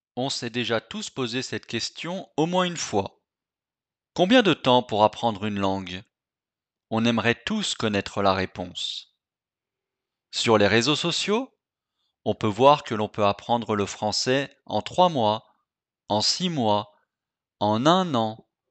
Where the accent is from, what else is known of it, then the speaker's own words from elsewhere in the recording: France; je suis français